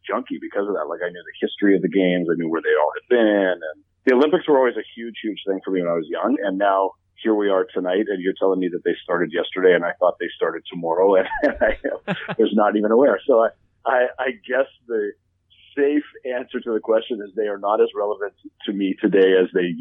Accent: Canada; we're Canadian

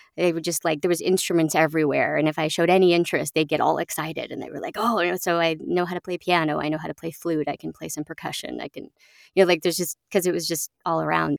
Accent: Oakland, California, United States; now in upstate New York, United States; I grew up in Oakland, California

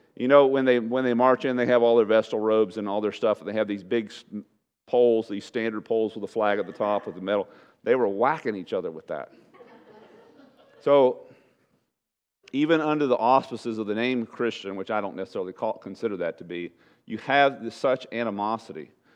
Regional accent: East Texas, United States; moved away as an adult; also born or lived in Webb County, Texas; we were raised in East Texas with trees and woods and rain

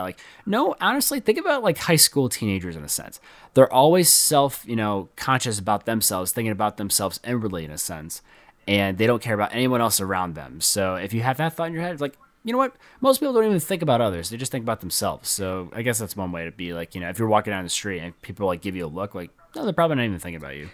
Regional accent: near Flint, Michigan, United States; in Flint, Michigan, and, you know, that was close to my hometown

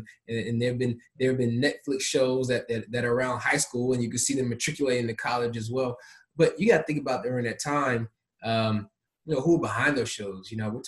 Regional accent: Atlanta, Georgia, United States; also born or lived in Memphis, United States; I was born in Memphis. Folks know that. But I actually grew up a large portion of my life in Atlanta.

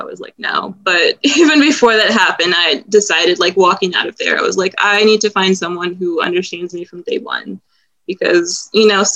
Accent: Cincinnati, Ohio, United States; moved away; my hometown, Cincinnati

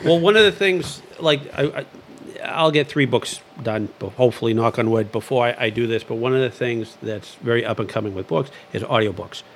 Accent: Lowell, Massachusetts, United States; also born or lived in Dracut; I grew up in the city of Lowell

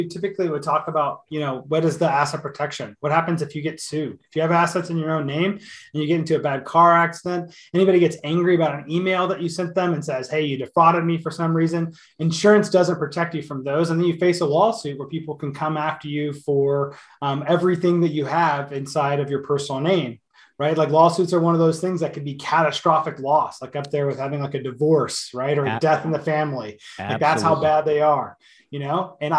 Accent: Canada; Yeah, so as a Canadian and anybody that's in Canada that wants to protect themselves

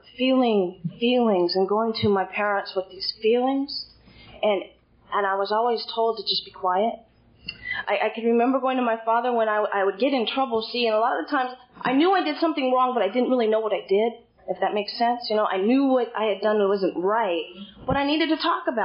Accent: Hollister, California, United States; I'm actually from Hollister

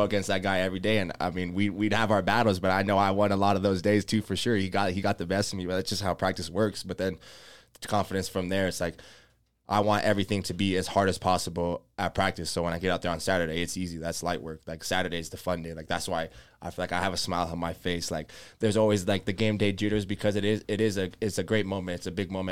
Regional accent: Las Vegas, Nevada, United States; moved away; I grew up in Las Vegas.

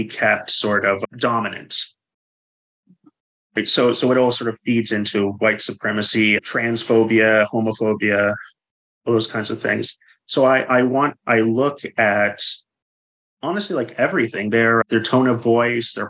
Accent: Canada; when I grew up in Canada

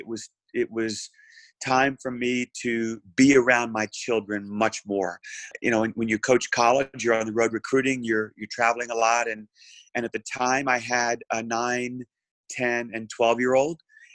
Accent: New Orleans, Louisiana, United States; moved away as an adult; also born or lived in Arkansas; grew up in New Orleans, Louisiana

